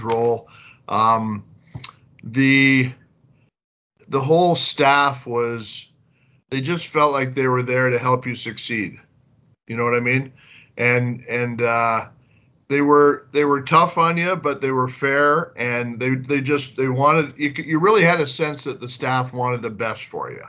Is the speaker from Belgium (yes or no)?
no; Toronto, Ontario, Canada; I was born and raised in Toronto, born in the Leaside area, and then within a couple of years moved up to Leslie and Shepherd